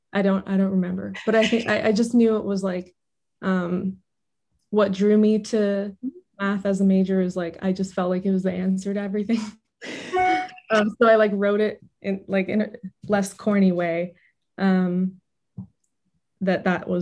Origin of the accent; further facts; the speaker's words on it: Irvine, California, United States; moved away as an adult; also born or lived in Berkeley; I grew up in Irvine